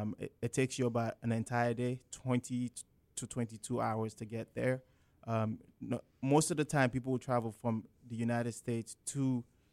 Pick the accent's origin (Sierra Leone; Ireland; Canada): Sierra Leone; I'm from Sierra Leone, West Africa, and Sierra Leone is located on the west coast of Africa, by the Atlantic Ocean.